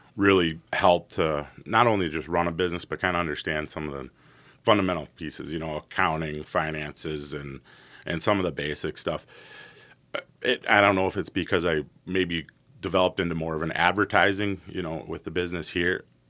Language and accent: English; White Bear Lake, Minnesota, United States; also born or lived in St. Paul, Minnesota; I was born in St. Paul, raised in White Bear Lake, Minnesota